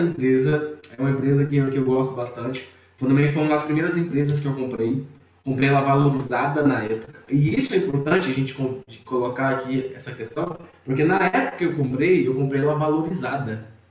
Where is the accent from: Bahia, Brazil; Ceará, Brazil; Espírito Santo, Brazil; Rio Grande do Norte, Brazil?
Ceará, Brazil; moved away; also born or lived in Rio de Janeiro / Minas Gerais; eu sou cearense